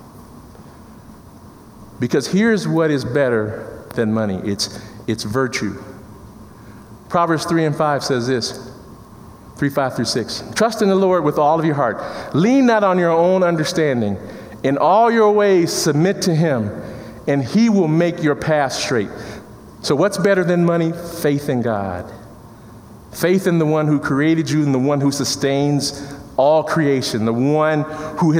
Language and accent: English; Chicago, Illinois, United States; I come from Chicago in the inner city